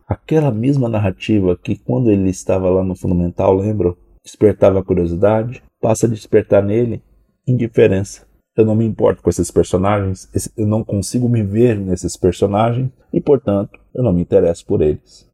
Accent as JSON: {"language": "Portuguese", "country": "Brazil", "said": "Como brasileiros, temos que admitir, somos um povo que lê pouco"}